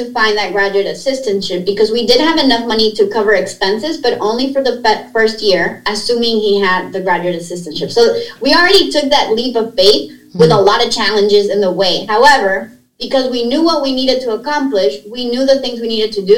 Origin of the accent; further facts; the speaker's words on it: Nicaragua; moved away as an adult; also born or lived in Pennsylvania; now in United States; I am a native from Nicaragua, grew up in Nicaragua